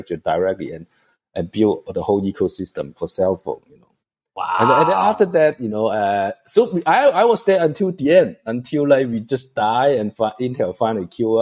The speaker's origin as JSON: {"language": "English", "country": "Hong Kong", "tie": "born or raised there", "also_born_or_lived": "Taiwan", "moved": "yes", "said": "I'm actually born in Hong Kong. I'm from Asia"}